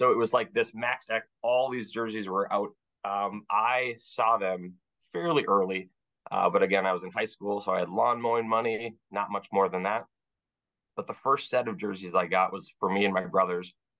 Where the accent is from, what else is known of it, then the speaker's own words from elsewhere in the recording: Duluth, Minnesota, United States; I'm from Minnesota.